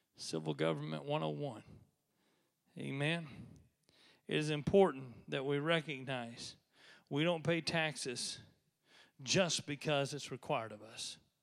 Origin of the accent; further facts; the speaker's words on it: United States; I am devoutly American.